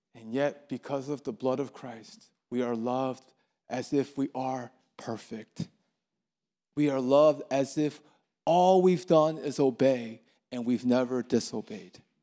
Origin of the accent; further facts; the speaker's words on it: Baltimore, Maryland, United States; moved away as an adult; now in Atlanta, United States; I'm from Baltimore, Maryland, and, um, I moved here a month ago, and I'm homesick. I miss Baltimore.